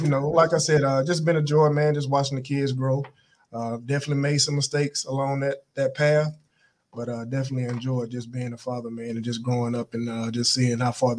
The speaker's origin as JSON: {"language": "English", "area": "Applin", "region": "Georgia", "country": "United States", "also_born_or_lived": "South Carolina", "lives_now": "Atlanta, United States", "said": "I'm from Applin, Georgia."}